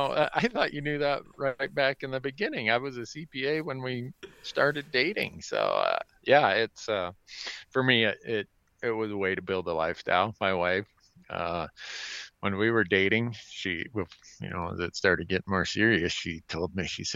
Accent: Big Falls, Minnesota, United States; here's some snotty-nosed punk growing up in Big Falls, Minnesota, like I was

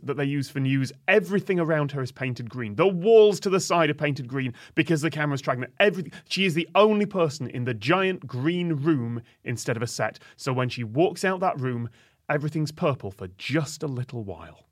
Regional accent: United Kingdom; Middle of the U K

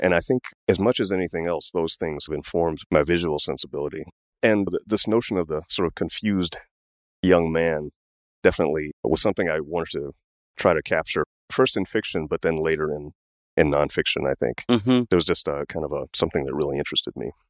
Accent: Washington, District of Columbia, United States; I grew up in Washington, D.C.

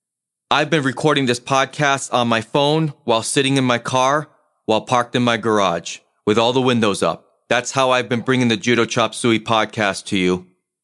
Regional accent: New England, United States; But given the fact that I'm originally from New England, I will always have a rooting interest whenever the Boston sports teams are competing for any sort of championship.

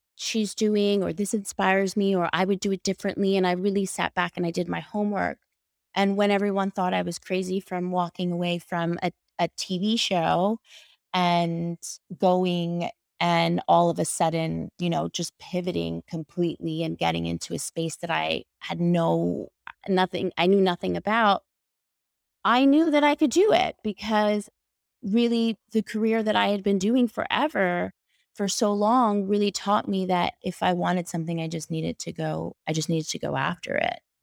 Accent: New York, United States; I'm from New York

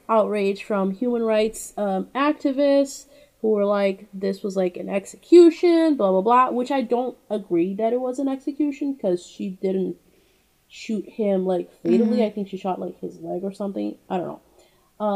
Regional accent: Brazil; moved away; I don't know if it's only in my hometown. It's called Itatiaia

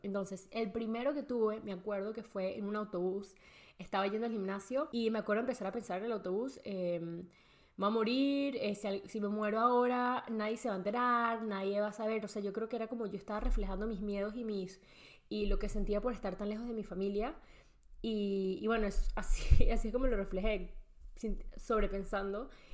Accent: Venezuela; moved away as an adult; also born or lived in Spain; crecí y nací en Venezuela, toda mi vida viví en Venezuela, hasta los 19 años

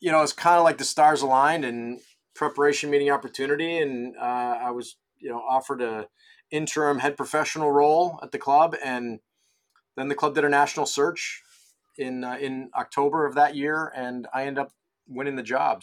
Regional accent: Rochester, New York, United States; moved away as an adult; also born or lived in Ridgewood, New Jersey / Vermont; I grew up in Rochester, New York, so golf season's all of three months up there

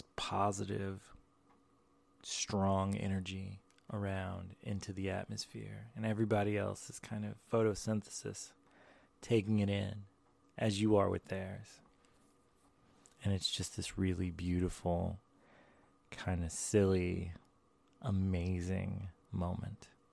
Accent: the American South, United States; I also grew up in, like, the American South

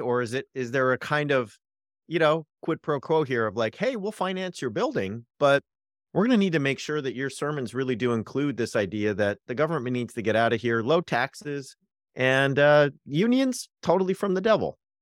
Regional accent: Orange County, California, United States; I grew up in Orange County

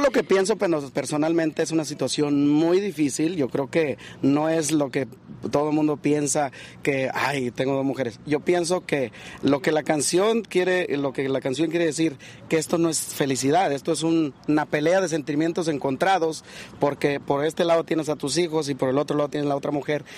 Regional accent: Michoacán, Mexico; Yo soy originario de Michoacán

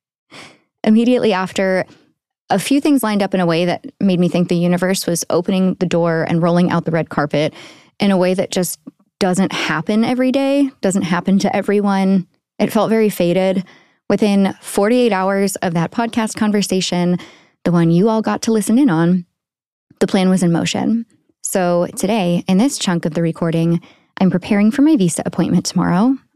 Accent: United States; moved away as an adult; now in Paris, France; as an American

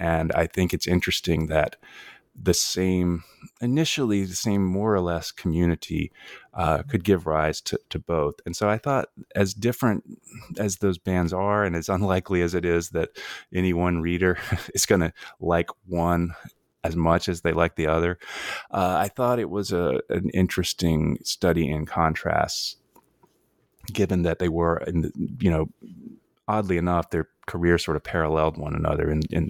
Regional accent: North Carolina, United States; moved away; I came from North Carolina much later, but I think it probably what drew me out there is not too different from what drew a lot of the people out there.

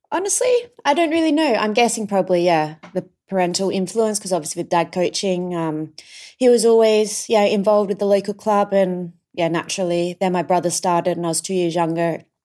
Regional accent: Adelaide Hills, South Australia, Australia; we grew up in the Adelaide Hills

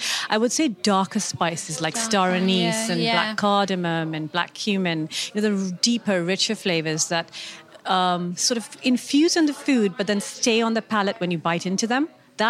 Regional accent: Karachi, Sindh, Pakistan; moved away as an adult; now in United Kingdom; I grew up in Karachi, in the southern part of Pakistan, and I spent my whole life there. And I don't think I actually realized how definitive the flavors that I grew up with were until I moved to the UK about 12 years ago.

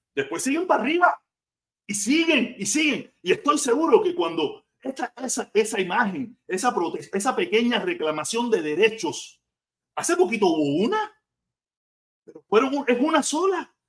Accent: Havana, Cuba; moved away as an adult; now in Miami, United States; yo soy de La Habana

